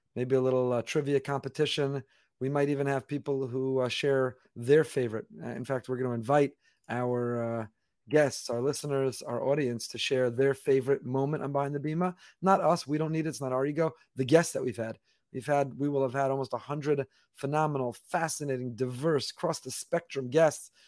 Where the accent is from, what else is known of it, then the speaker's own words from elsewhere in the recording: New York area, United States; I grew up in the New York area